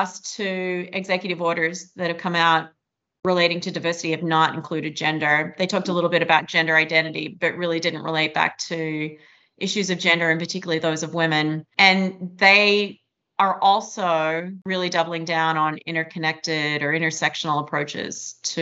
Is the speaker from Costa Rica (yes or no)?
no; Australia; moved away as an adult; now in Massachusetts, United States; I'm Australian. I lived here for about 30 years. I am a U.S. citizen as well.